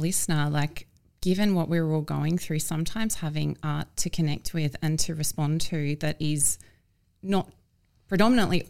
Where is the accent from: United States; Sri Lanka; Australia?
Australia; Gold Coast, Queensland; moved away; I'm from the Gold Coast and I didn't realise till I left it it's regional.